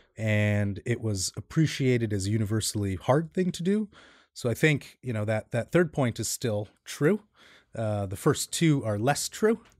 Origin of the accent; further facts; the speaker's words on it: New York City, New York, United States; I grew up in Queens. I'm a New York native.